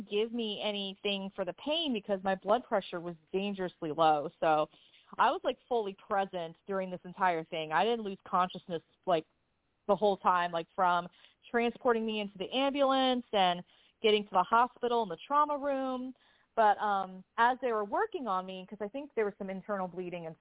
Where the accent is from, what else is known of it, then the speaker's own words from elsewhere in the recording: San Diego, California, United States; I grew up in San Diego